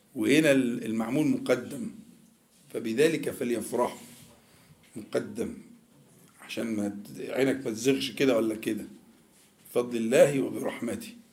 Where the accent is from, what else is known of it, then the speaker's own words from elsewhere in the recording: Egypt; احنا كمصريين بننطق الجيم بالطريقه دي